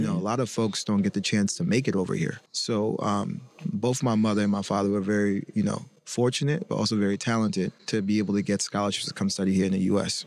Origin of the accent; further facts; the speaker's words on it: Chapel Hill, North Carolina, United States; we grew up in Chapel Hill, North Carolina